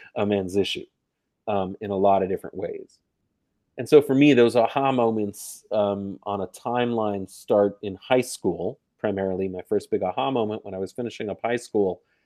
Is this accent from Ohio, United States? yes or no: no; New York, United States; I am from New York